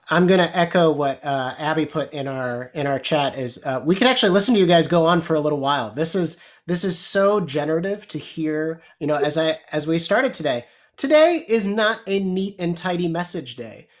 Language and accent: English; Chicago, Illinois, United States; I grew up in Chicago my entire life